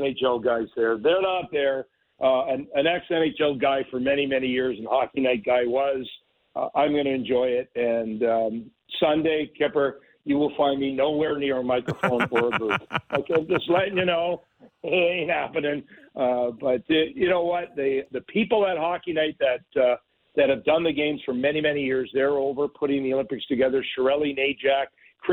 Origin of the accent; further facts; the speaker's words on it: Pickering, Ontario, Canada; I'm from Pickering, and we have 8 reactors.